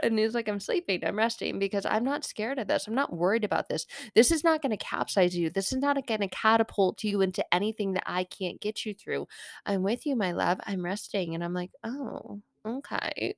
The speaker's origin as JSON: {"language": "English", "region": "Arizona", "country": "United States", "tie": "born or raised there", "moved": "as an adult", "said": "I grew up in Arizona"}